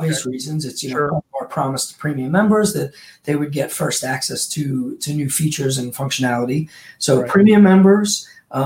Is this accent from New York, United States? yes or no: yes; Long Island, New York, United States; born or raised there; moved away